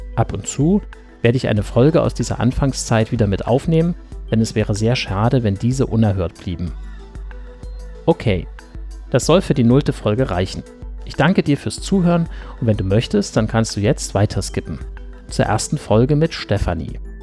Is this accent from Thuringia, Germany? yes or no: yes; Weimar, Thuringia, Germany; moved away as an adult; also born or lived in Dortmund / Wuppertal / Berlin; now in Halle (Saale), Germany; Ursprünglich stamme ich aus dem thüringischen Weimar. Dort bin ich die ersten 19 Jahre aufgewachsen